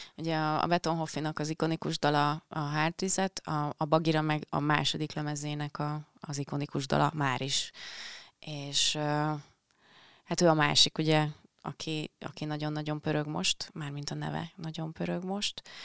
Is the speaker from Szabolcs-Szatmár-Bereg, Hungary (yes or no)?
yes; Penyige, Szabolcs-Szatmár-Bereg, Hungary; now in Budapest, Hungary